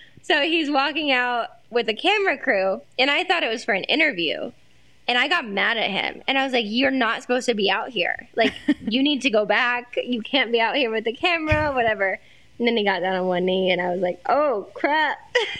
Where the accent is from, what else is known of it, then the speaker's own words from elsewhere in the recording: Des Moines, Iowa, United States; I grew up in Des Moines, Iowa